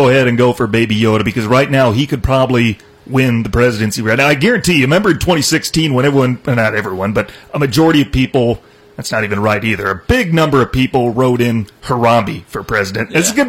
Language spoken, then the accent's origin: English; Iowa, United States; moved away; Joe Biden's back in my home state. He's in Iowa